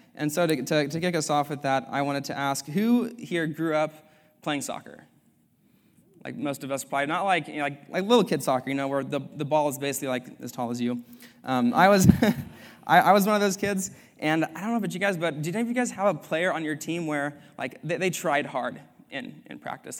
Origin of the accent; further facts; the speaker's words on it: Sacramento, California, United States; moved away as an adult; now in Culver City, United States; I'm from Sacramento, California